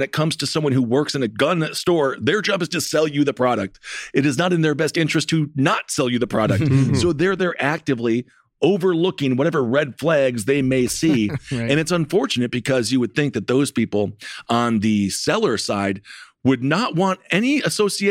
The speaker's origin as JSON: {"language": "English", "region": "Wisconsin", "country": "United States", "tie": "born or raised there", "said": "Wisconsin, my home state"}